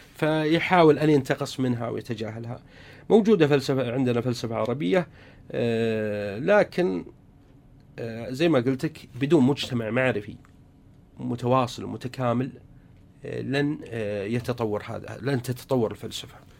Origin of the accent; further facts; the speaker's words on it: Saudi Arabia; عندنا في السعودية